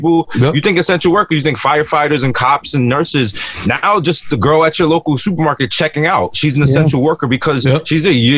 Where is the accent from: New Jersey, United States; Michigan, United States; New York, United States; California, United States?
New York, United States; New York City; One thing I really love about the Bronx in Christmas time, growing up, I was always near the Metro North.